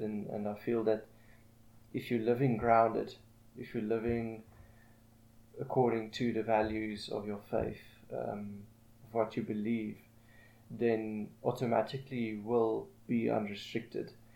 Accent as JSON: {"language": "English", "town": "Pretoria", "region": "Gauteng", "country": "South Africa", "tie": "born or raised there", "said": "I've been residing in Pretoria for the past thirty years, um, pretty much my whole life."}